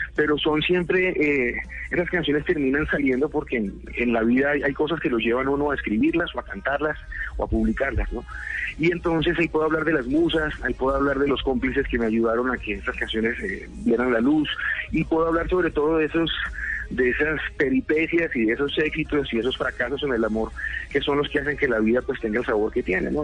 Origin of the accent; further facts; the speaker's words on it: Colombia; cuando niño y cuando adolescente de lo que veía que pasaba en mi país